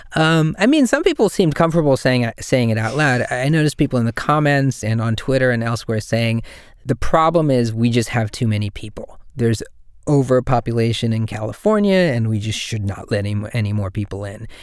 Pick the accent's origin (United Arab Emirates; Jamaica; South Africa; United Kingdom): South Africa; Durban, KwaZulu-Natal; now in San Francisco, United States; I'm from Durban in South Africa